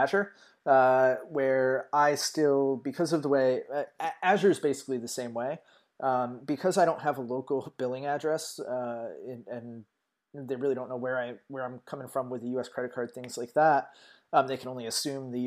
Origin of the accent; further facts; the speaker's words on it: United States; being American